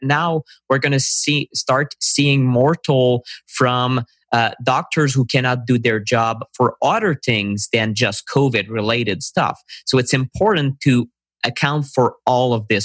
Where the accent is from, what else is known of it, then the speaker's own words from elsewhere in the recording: Canada; I'm a Canadian